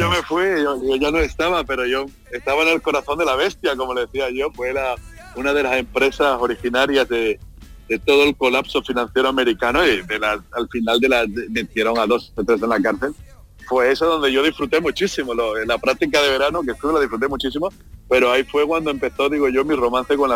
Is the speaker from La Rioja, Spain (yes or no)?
no; Seville, Andalusia, Spain; Sí, sí, sí, del mismo Sevilla, como decimos en mi tierra, Sevilla Capital. De Sevilla Capital.